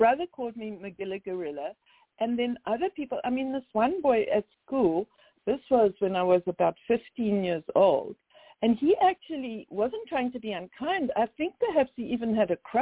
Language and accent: English; Cape Town, Western Cape, South Africa; moved away as an adult; now in United States; I'm from Cape Town.